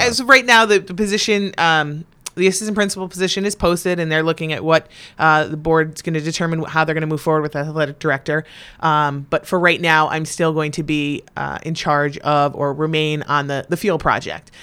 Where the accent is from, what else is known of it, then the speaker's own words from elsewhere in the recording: North Branford, Connecticut, United States; I was born and raised in North Branford, Connecticut. Really in Northford, Connecticut